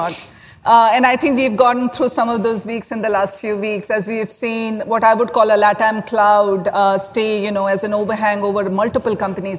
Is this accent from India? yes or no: yes; India; I'm actually from India